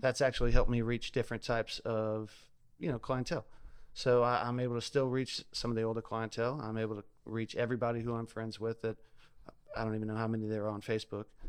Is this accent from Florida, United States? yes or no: no; South Louisiana, United States; now in Ocean Springs, United States; I'm originally from South Louisiana